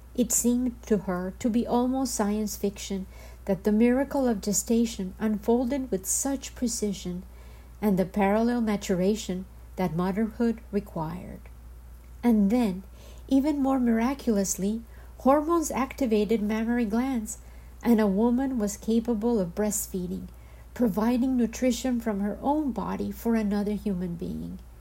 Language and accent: English; Medellín, Antioquia, Colombia; born or raised there; first language Spanish; English is a second language; moved away